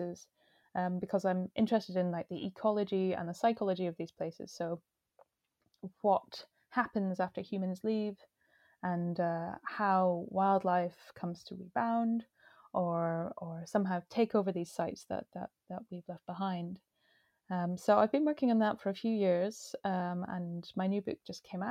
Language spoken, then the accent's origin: English; Inverness, Scotland, United Kingdom; moved away as an adult; now in Orkney, United Kingdom; I grew up near Inverness